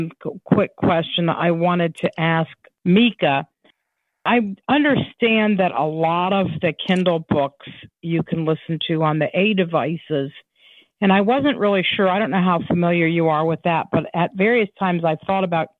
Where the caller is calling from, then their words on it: Ohio, United States; Ohio. I'm in Ohio.